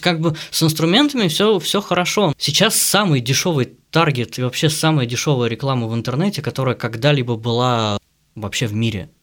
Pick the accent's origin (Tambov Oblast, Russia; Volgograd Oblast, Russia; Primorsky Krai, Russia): Tambov Oblast, Russia; Michurinsk; now in Saint Petersburg, Russia; Мичуринск – это маленький город в Тамбовской области.